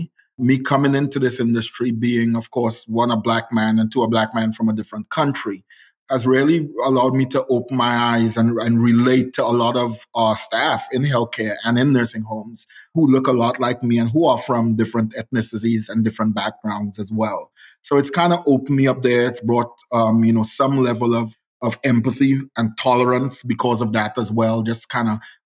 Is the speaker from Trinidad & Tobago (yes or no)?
yes; Trinidad & Tobago; moved away as an adult; now in United States; I'm from the South because Trinidad is actually the island furthest south in the Caribbean